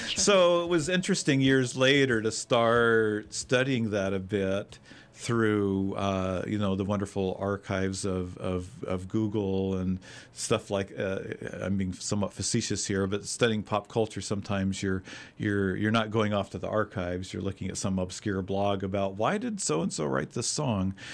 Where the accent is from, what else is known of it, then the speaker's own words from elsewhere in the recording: a mile and a half south of Fort Clatsop, Oregon, United States; now in Portland, United States; a mile and a half south of Fort Clatsop